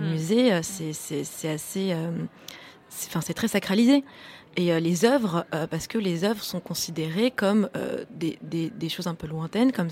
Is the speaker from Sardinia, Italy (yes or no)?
no; Florence, Tuscany, Italy; French is a second language; Moi, je viens d'Italie, de, Florence.